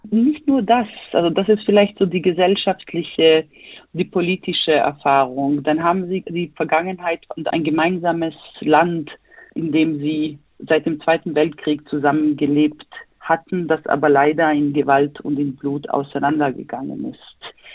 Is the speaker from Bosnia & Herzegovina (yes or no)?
yes; Sarajevo, Federation of Bosnia and Herzegovina, Bosnia & Herzegovina; now in Berlin, Germany; ich selber bin gebürtige Bosnierin, komme aus Sarajevo, lebe